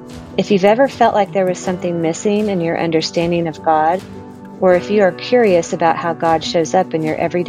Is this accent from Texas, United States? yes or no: yes; Midland, Texas, United States; I'm from Midland, Texas.